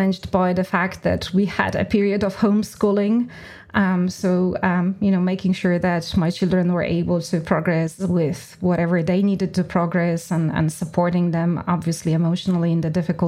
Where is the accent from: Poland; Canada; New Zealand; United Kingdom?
Poland; moved away as an adult; now in Ireland; I grew up in Poland. I'm Polish by background.